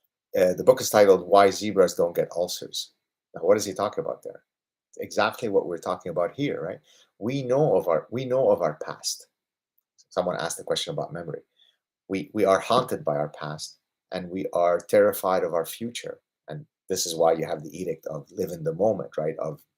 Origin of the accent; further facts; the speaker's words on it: Lebanon; also born or lived in Southern California; Puerto Rico doesn't sound like a bad place because we're from Lebanon. I've lived in Southern California.